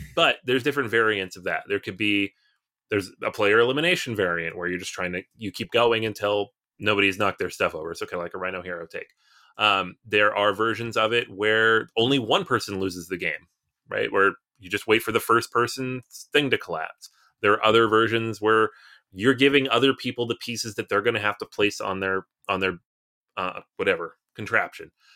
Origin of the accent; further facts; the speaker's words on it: United States; we're American